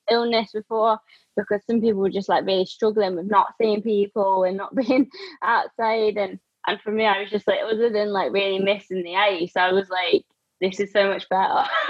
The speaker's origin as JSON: {"language": "English", "region": "Scotland", "country": "United Kingdom", "moved": "yes", "said": "being the only like scottish one at the team"}